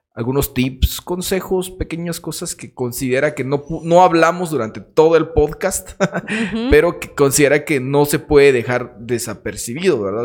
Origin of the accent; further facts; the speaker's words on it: Jacaltenango, Huehuetenango, Guatemala; nosotros como jacaltecos, como guatemaltecos